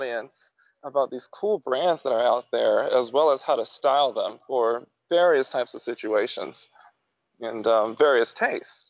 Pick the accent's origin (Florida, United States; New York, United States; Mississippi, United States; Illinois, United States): Florida, United States; Jacksonville; my hometown